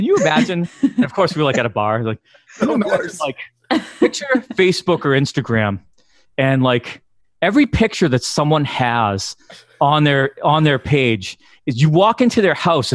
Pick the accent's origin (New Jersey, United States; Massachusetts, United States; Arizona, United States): Massachusetts, United States; I just fit in a little bit more because I was from Massachusetts